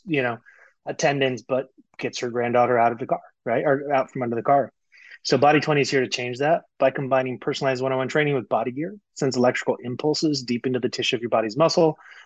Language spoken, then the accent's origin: English; Colorado, United States; moved away as an adult; also born or lived in South Florida; We were both kind of born and raised in Colorado